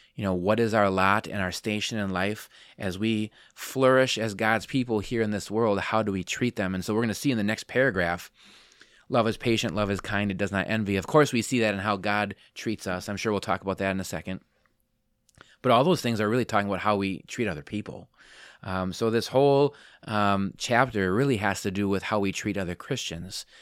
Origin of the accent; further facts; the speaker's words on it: Wisconsin, United States; moved away as an adult; also born or lived in Palm Coast, Florida; grew up here.